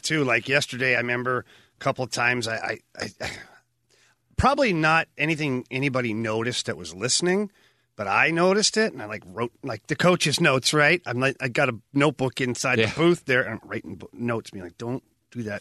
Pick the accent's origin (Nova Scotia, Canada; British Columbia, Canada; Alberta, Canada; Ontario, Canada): Ontario, Canada; Ottawa; moved away; Ottawa um, early in my career, oh, about four or five years into my career, and that's my hometown.